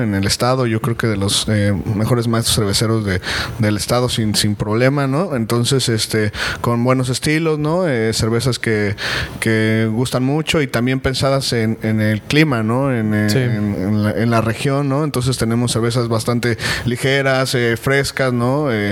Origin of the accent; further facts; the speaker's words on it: Mexico City, Mexico; now in Cancún, Mexico; yo soy originario de la Ciudad de México, pues ya ah, llevamos radicando aquí eh, 10 años en, Cancún